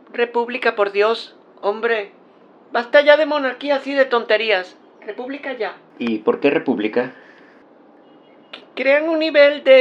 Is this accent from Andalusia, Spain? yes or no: no; Catalonia, Spain; Soy de Cataluña, pero prefiero la monarquía.